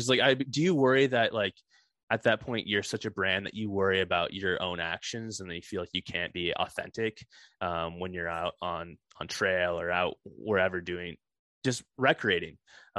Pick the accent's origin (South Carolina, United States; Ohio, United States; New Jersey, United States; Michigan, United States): Michigan, United States; Okemos; I'm from Michigan, East Lansing area, Okemos.